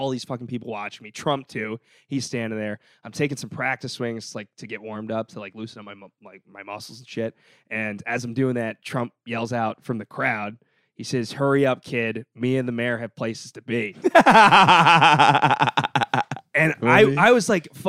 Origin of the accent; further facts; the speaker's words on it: New York City, New York, United States; I grew up in Windsor Terrace